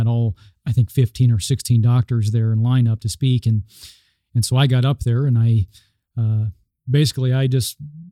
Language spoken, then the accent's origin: English; Omaha, Nebraska, United States; I'm from Omaha, Nebraska. I practice in Omaha